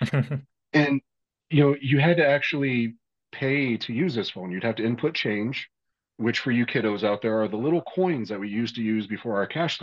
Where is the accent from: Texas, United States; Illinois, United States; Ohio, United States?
Ohio, United States; Lima; I grew up in Lima, Ohio